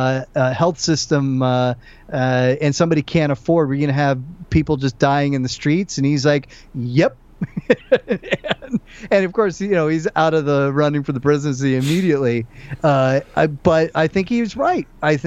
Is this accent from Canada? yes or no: no; United States; I was born and raised in the United States, the son of an immigrant, and was taught to, you know, be as patriotic as can be.